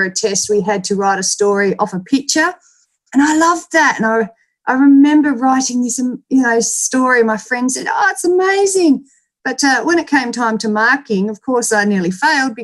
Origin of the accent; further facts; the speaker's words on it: Pingaring, Western Australia, Australia; I was born and raised in Pingaring. It's a tiny, tiny little town about 3.5 hours southeast from Perth